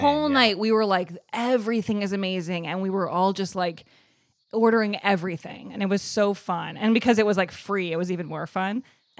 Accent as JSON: {"language": "English", "town": "Evanston", "region": "Illinois", "country": "United States", "tie": "born or raised there", "said": "Evanston, Illinois, right outside of Chicago."}